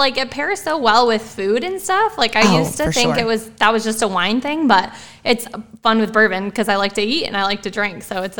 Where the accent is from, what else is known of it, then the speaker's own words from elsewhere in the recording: Buffalo, New York, United States; moved away as an adult; also born or lived in Ohio / California; I grew up in Buffalo, New York, and then got my master's in Ohio. So all within 3 hours of each other. And so moved to California with nothing, basically my car and a suitcase.